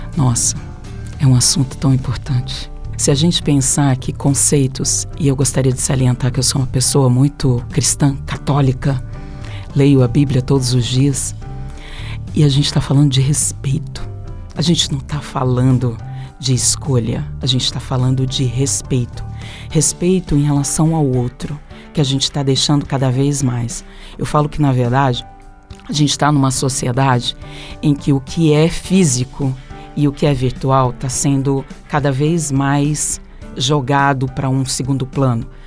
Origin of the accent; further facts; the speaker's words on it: São Paulo, Brazil; eu sou paulista